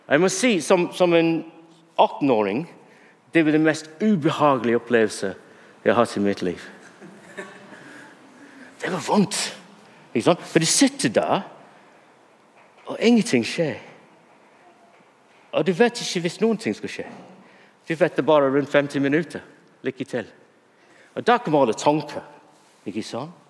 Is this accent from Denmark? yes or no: no; Bury, North West England, United Kingdom; Norwegian is a second language; now in Norway; Now, jeg vokste opp i England, og jeg vokste opp i en by som heter Berry.